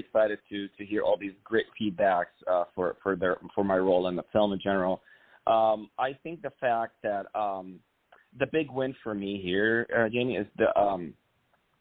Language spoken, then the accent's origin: English; Cairo, Cairo Governorate, Egypt; moved away; I'm actually originally from Egypt. Born and raised in Cairo.